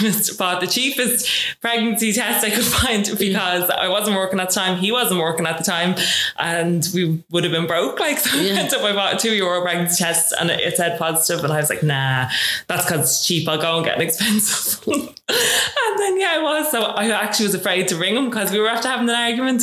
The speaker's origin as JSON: {"language": "English", "town": "Dublin", "region": "Leinster", "country": "Ireland", "said": "I come from Raheny."}